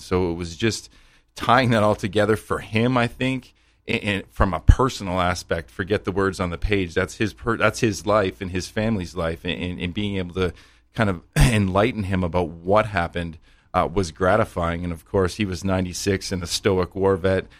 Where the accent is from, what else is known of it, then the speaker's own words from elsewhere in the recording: Canada; I'm a small town Canadian boy